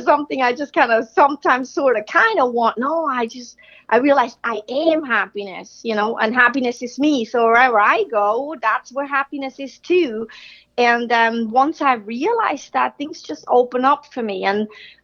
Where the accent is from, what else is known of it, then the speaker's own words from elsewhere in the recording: Switzerland; growing up in Switzerland, that's where I'm from